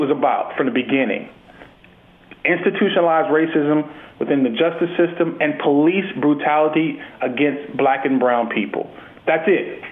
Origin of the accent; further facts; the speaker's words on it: United States; we're both from America